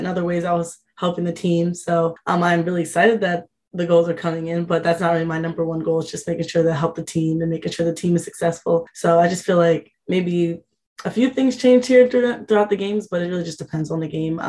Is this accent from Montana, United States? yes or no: no; New Jersey, United States; to be home and being able to have all family come